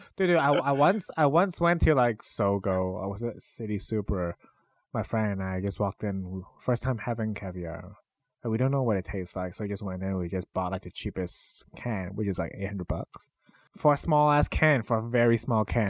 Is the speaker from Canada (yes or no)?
yes; Canada; I grew up in Canada